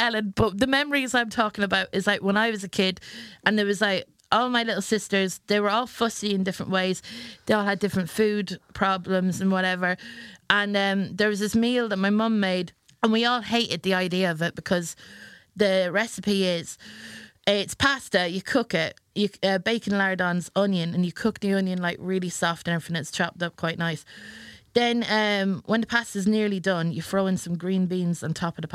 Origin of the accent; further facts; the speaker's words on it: Ireland; now in England; I was born in England and I moved over to Ireland when I was 6 years old.